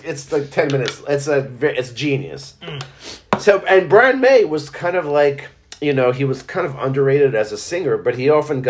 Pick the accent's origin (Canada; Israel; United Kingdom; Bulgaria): Israel; moved away; when I was growing up in Israel